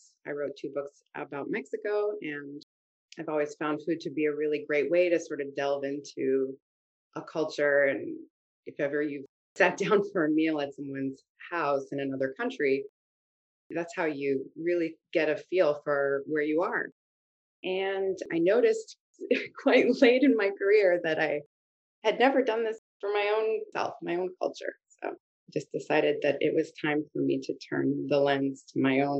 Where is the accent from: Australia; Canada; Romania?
Canada; Halifax, Nova Scotia; I'm not from Africville specifically, I'm from Halifax.